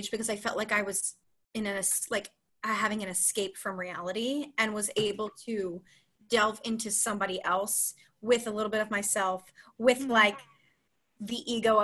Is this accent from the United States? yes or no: yes; Philadelphia, Pennsylvania, United States; moved away as an adult; also born or lived in Texas; now in New York City, United States; I grew up in Philadelphia, Pennsylvania